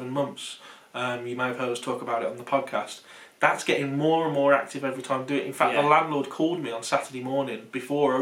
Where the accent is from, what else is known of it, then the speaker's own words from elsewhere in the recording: not far from Smethwick, West Midlands, United Kingdom; accent: local Smethwick-area accent; So anyone from the UK can probably tell by our accent that we're not far from Smethwick.